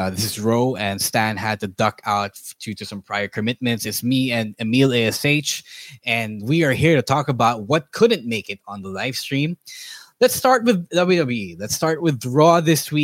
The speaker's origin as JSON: {"language": "English", "country": "Philippines", "said": "As a Filipino"}